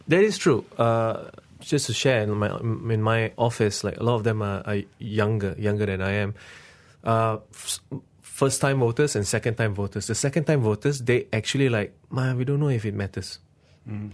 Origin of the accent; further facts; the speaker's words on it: Malaysia; my country